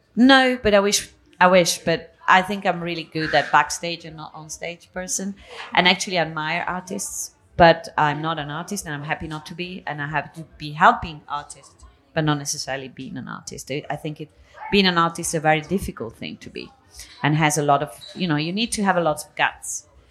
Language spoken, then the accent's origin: English; Italy; moved away as an adult; also born or lived in Spain; now in Catalonia, Spain; I was born in Italy. I was raised in between Italy and Spain. I moved to Spain when I was uh, 18, so I live in Catalonia